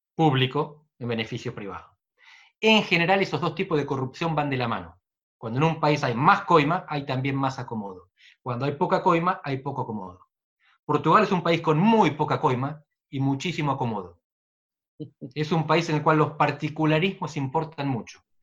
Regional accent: Navarro province of Buenos Aires, Buenos Aires Province, Argentina; moved away as an adult; Yo crecí en la barría entre los cuatro y los dieciocho años

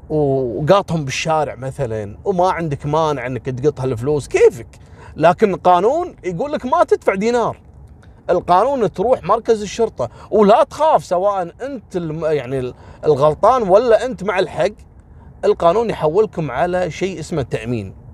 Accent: Kuwait; حتى منهم يعني كويتيين وغير كويتيين احنا كويتيين قليل في شارع الصحافه

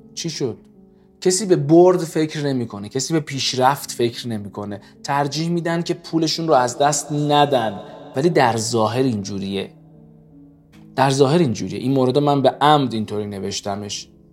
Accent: Iran; ما ایرانیم

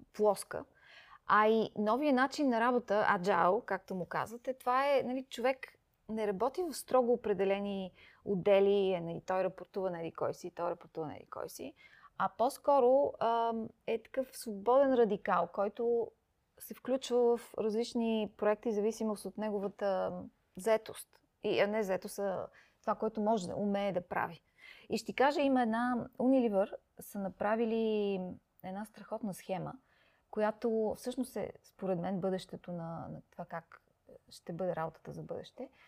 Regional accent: Sofia, Sofia City, Bulgaria; moved away as an adult; also born or lived in Peshtera, Bulgaria / London, United Kingdom / Singapore / Hong Kong; Аз макар, че не съм родена в София, аз съм родена в Пещера, но на 7 години съм дошла тук в София

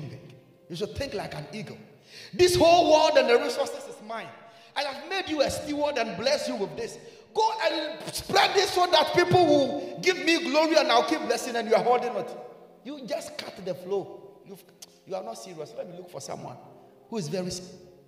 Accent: Ghana; I'm a Ghanaian.

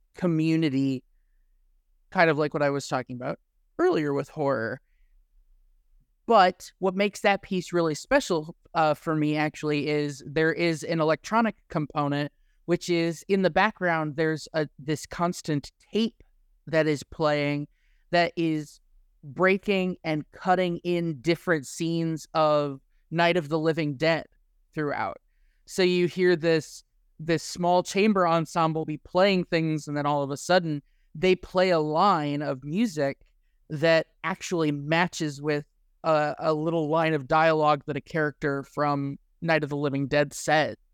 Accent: Midwest, United States; growing up in the Midwest.

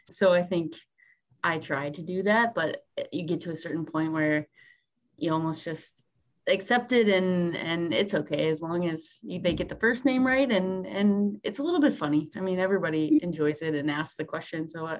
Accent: Buffalo, New York, United States; I'm from Buffalo, New York. My family is still there, born and raised.

